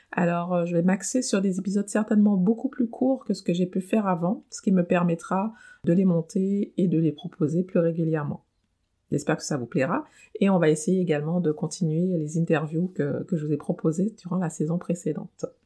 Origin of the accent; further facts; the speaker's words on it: French Antilles, France; moved away as an adult; l'âge où je quitte ma famille et mon île, puisque je viens des Antilles, pour poursuivre des études supérieures euh, à Paris.